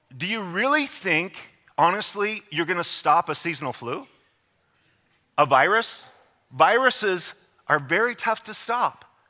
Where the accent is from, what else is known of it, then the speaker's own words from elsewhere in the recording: United States; I am an American.